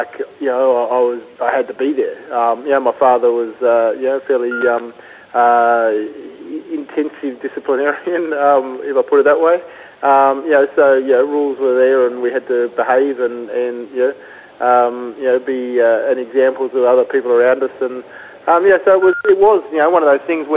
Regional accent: Canberra, Australian Capital Territory, Australia; I grew up in Canberra and played AFL

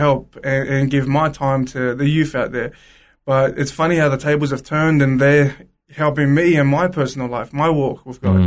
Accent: Sydney, New South Wales, Australia; growing up in Sydney

